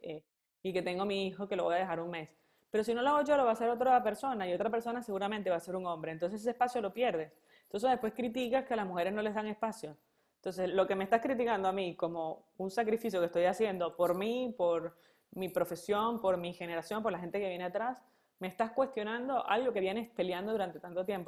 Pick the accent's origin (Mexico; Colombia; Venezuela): Venezuela; moved away as an adult; now in Argentina; extraño a la Venezuela donde yo nací